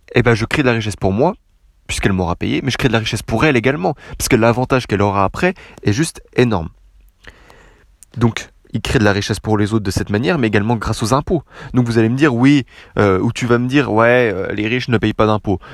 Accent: France; je suis Français

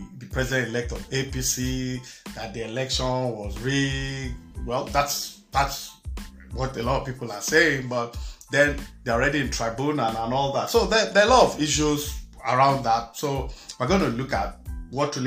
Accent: Nigeria; now in United States; I'm Nigerian born.

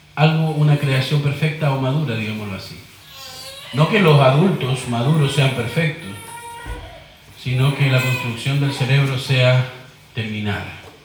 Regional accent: Chile; como decimos en chileno

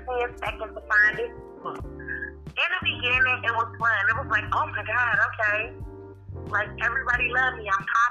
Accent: Cleveland, Ohio, United States; I am from Cleveland, Ohio. I was born and raised here

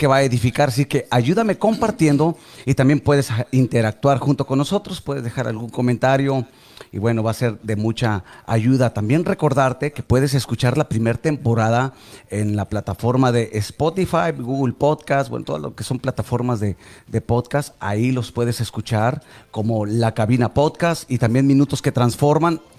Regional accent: Nuevo León, Mexico; yo, soy, yo soy norteño. Y yo sí digo eso y lo sostengo. O sea, para mí, fuera de Monterrey, no.

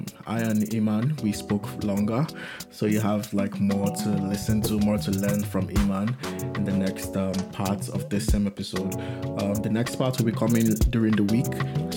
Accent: Nigeria; as a Nigerian guy.

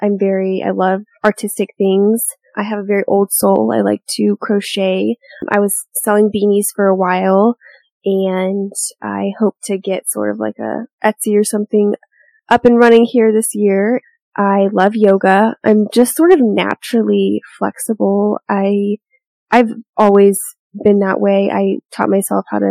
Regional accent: Portland, Oregon, United States; now in Arizona, United States; I am from Portland, Oregon, but I've spent half my life here in Arizona now, and so I call Arizona home

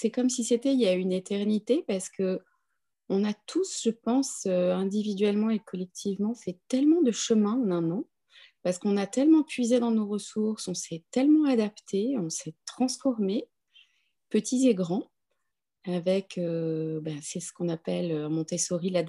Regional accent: Cambodia; born there; also born or lived in London, United Kingdom; je suis née au Cambodge j'ai beaucoup d'amitié en Chine j'ai beaucoup d'attrait pour l'Inde j'ai vécu à Londres un certain nombre d'années.

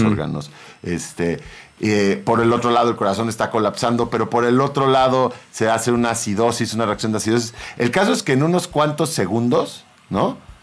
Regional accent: Sinaloa, Mexico; yo soy de Sinaloa, la familia de papatos son de Sinaloa y de rancho

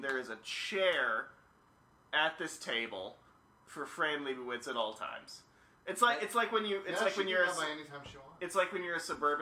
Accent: Alberta, Canada; I'm from Alberta

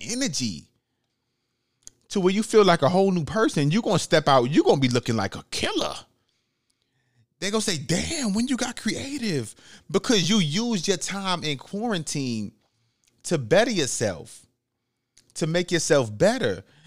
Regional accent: New York City, New York, United States; moved away; I'm from the Bronx, New York

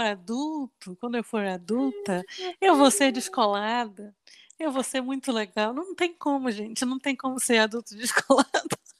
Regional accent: Belém, Pará, Brazil; moved away; Nós somos de Belém do Pará

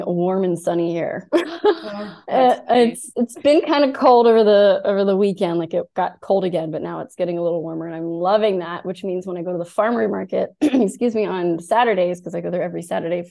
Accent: United States; now in Germany; I'm American

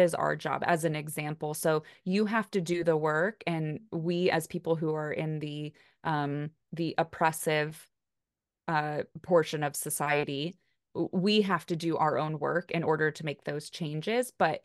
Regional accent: United States; I mean, Kelly and I are both white and we're both from the United States.

